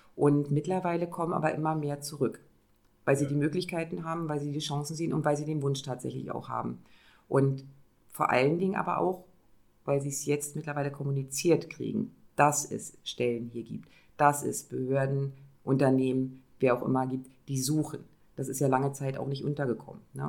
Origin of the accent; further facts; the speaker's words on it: Neustrelitz, Mecklenburg-Vorpommern, Germany; an meinem Heimat in Neustrelitz weiter zu arbeiten